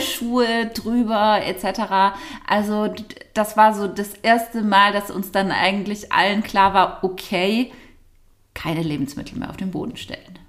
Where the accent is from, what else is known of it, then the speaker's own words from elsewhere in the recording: Nagold, Baden-Württemberg, Germany; sind wir aus Nagold, glaube ich, schon gar nicht mehr richtig rausgekommen